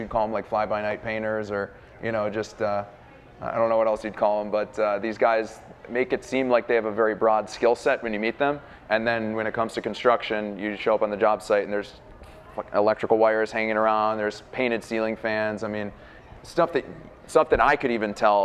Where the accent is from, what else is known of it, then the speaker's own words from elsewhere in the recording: Mayfield, Ohio, United States; On the east side of Cleveland, where I grew up. I grew up in Mayfield